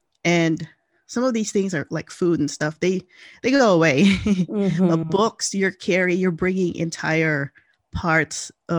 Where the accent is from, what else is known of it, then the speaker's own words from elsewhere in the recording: Philippines; now in United States; I grew up in the Philippines